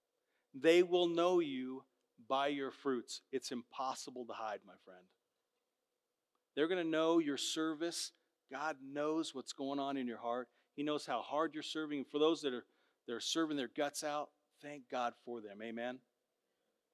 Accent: Southern California, United States; moved away; I grew up in Southern Cal

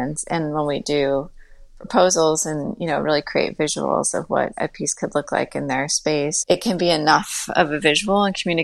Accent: Westchester, New York, United States; growing up in Westchester

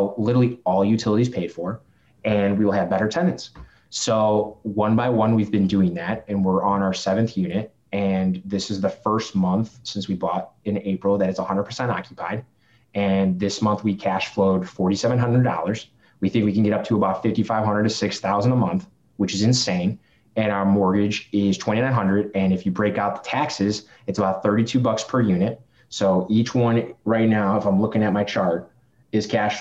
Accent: Chicago, Illinois, United States; accent: Chicago; I'm from Chicago, like I've got the Chicago accent

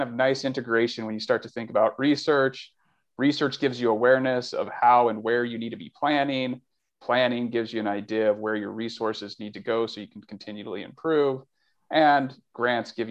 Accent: Albuquerque, New Mexico, United States; also born or lived in Riverside, California / Brea, California; now in Santa Barbara, United States; I grew up in New Mexico, Albuquerque, New Mexico, and Riverside

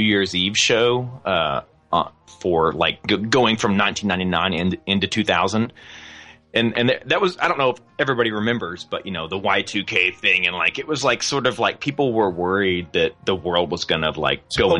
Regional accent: Fort Smith, Arkansas, United States; I'm really proud of my hometown, Fort Smith, Arkansas

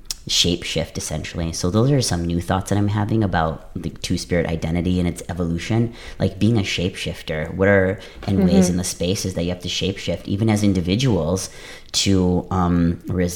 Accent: Madeline Island, northern Wisconsin, United States; I grew up in northern Wisconsin with the Anishinaabe people there in Madeline Island. So I grew up there

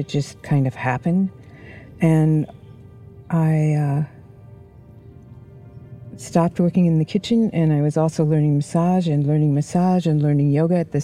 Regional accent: South Bend, Indiana, United States; moved away as an adult; I was born in South Bend, Indiana, and I had my first years there

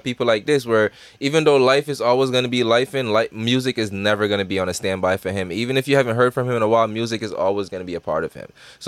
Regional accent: Jamaica; I'm a Jamaican. You got to put the emphasis on that, man.

